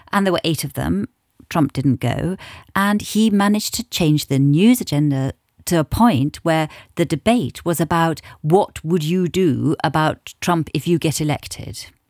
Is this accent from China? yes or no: no; England, United Kingdom; I'm English, British